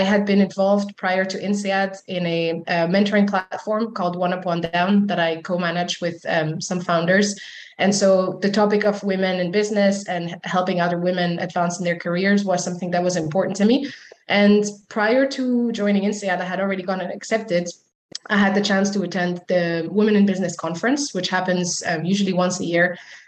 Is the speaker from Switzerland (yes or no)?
yes; Switzerland; moved away as an adult; also born or lived in United Arab Emirates; now in Fontainebleau, France; I'm originally from Switzerland, from a very small town close to the mountains, which is where I was born and raised